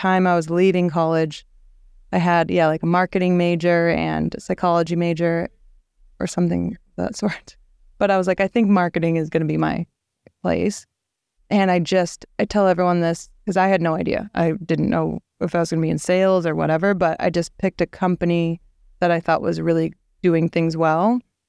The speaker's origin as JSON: {"language": "English", "region": "Minnesota", "country": "United States", "tie": "born or raised there", "also_born_or_lived": "San Diego, California", "moved": "as an adult", "lives_now": "Los Angeles, United States", "said": "I was very sheltered from Minnesota life"}